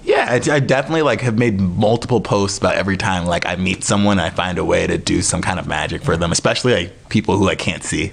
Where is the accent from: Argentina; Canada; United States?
United States; Appleton, Wisconsin; now in New York, United States; I'm from Wisconsin